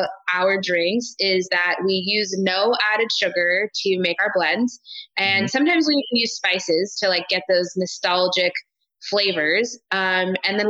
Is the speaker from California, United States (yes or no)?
yes; Hanford, California, United States; I grew up here